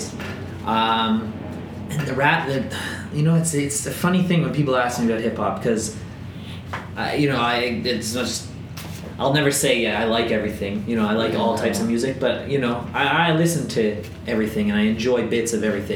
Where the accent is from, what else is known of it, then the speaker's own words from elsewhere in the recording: Toronto, Ontario, Canada; we're blessed being from Toronto